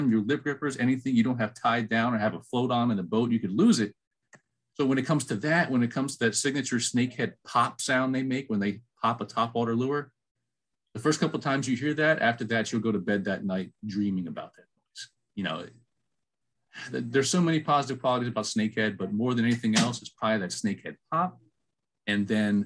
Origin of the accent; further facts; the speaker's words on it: Maryland, United States; moved away as an adult; also born or lived in Georgia; I was born and raised in Maryland